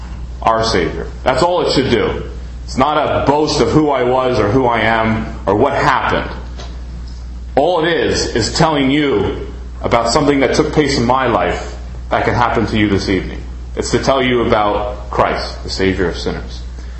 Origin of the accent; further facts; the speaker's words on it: Ridgewood, New Jersey, United States; born there; I was born in Ridgewood, New Jersey, right down the road here.